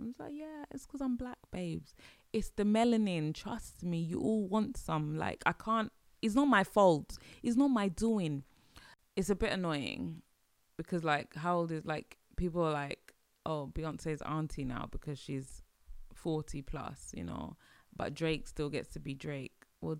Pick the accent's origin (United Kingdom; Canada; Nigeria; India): Nigeria; and I'll say this, especially like being Nigerian